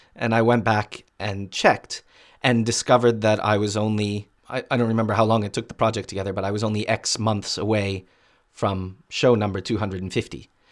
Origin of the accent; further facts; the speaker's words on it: Boston, Massachusetts, United States; When I was growing up in Boston